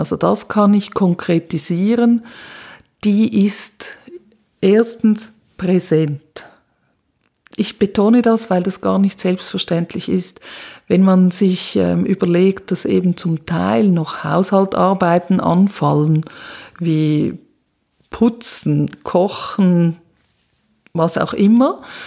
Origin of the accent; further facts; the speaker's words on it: Switzerland; moved away as an adult; now in Graz, Austria; ich komme aus der Schweiz und ähm, bin aber seit 2009 im ganzen deutschsprachigen Raum am Arbeiten